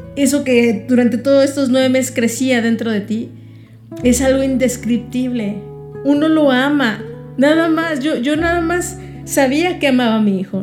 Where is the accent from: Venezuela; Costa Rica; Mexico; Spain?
Mexico